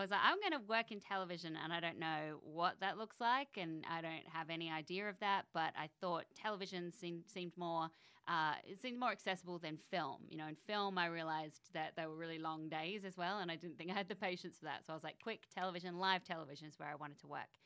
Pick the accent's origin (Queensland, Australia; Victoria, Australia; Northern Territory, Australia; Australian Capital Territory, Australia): Australian Capital Territory, Australia; Canberra; moved away as an adult; also born or lived in Sydney, Australia; now in United States; I grew up in Canberra, which is the capital of Australia.